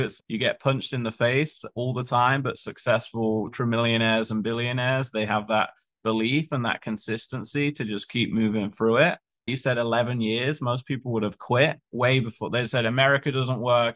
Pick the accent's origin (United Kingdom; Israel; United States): United Kingdom; moved away; we're both British.